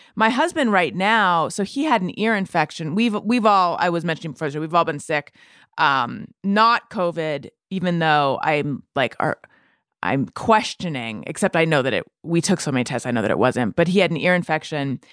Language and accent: English; Orange County, California, United States; also born or lived in New York City; now in Los Angeles, United States; I'm from here originally, from Orange County, Northern California, then Orange County